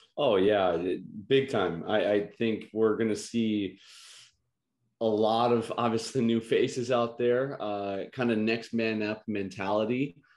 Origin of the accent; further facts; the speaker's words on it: Illinois, United States; I'm from Illinois